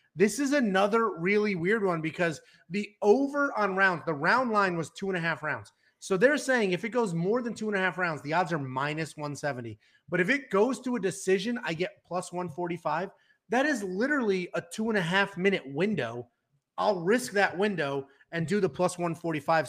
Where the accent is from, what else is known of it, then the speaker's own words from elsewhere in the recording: Connecticut, United States; We're both from Connecticut